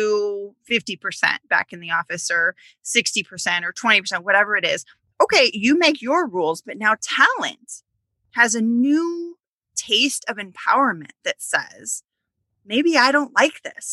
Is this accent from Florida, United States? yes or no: no; Illinois, United States; also born or lived in Wisconsin; I grew up in Illinois